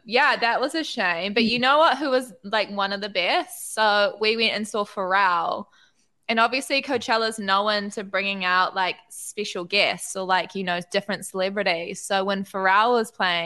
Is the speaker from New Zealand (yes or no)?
yes; New Zealand; I'm from New Zealand